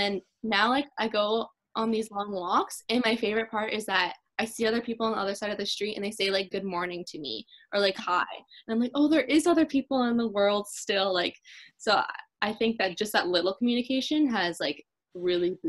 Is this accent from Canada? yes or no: yes; Campbellford, Ontario, Canada; moved away as an adult; now in Kingston, Canada; I'm from Campbellford